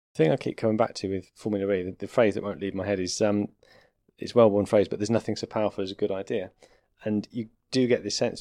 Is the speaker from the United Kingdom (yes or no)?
yes; United Kingdom; as a Brit